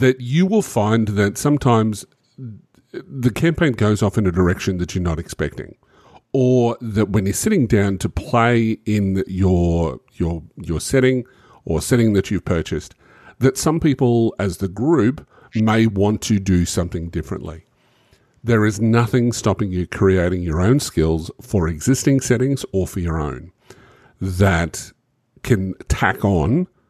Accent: Australia; I'm an Australian

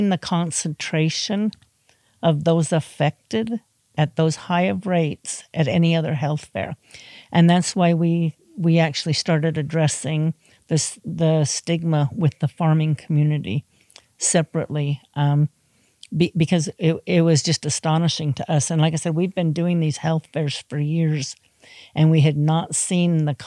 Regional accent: Midwest, United States; now in Utah, United States; I come from the Midwest, so I'm coming from farming community.

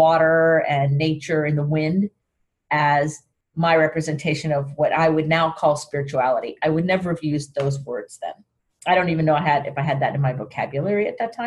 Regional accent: Sarasota, Florida, United States; I was raised in Sarasota

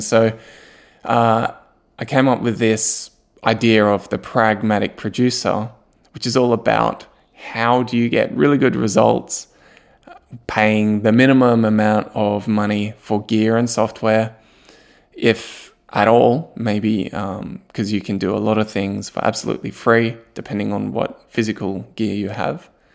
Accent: Australia; moved away as an adult; also born or lived in Germany; now in Newcastle, Australia; my family and I, we moved from Germany, which we lived there for eight years, and we moved back to Australia, but to a new city, to Newcastle

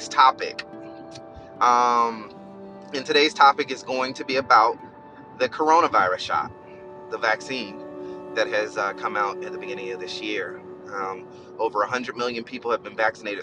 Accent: Albany, Georgia, United States; now in Florida, United States; I'm from Albany, Georgia, and there were a lot of family members that were affected.

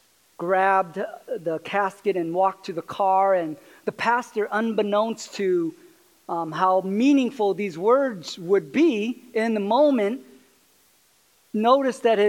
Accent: California, United States; moved away as an adult; also born or lived in Arkansas; I grew up in California, and I didn't grow up with guns or bows or arrows or any

